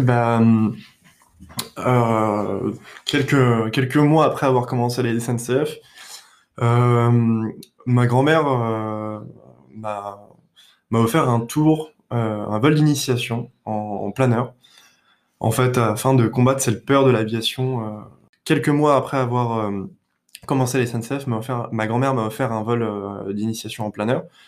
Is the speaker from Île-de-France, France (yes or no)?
yes; Paris, Île-de-France, France; moved away as an adult; also born or lived in Clamart / New York / Detroit / Boston; je suis né à Paris dans le 14e, et euh, aujourd'hui, je vis euh, donc à Clamart dans le 92